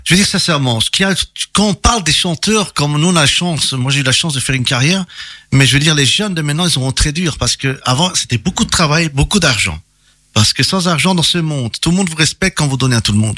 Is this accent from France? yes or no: no; Italy; je suis italien